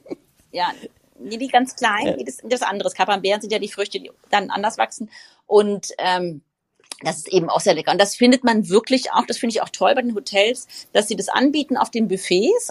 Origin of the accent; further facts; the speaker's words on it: Frankfurt, Hesse, Germany; ich komme ja aus Frankfurt, lebe mitten in Frankfurt.